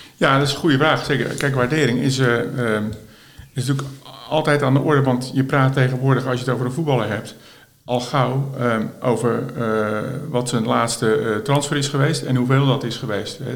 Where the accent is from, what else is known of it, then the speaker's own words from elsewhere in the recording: Schiedam, South Holland, Netherlands; ik ben eh, geboren en getogen in Schiedam.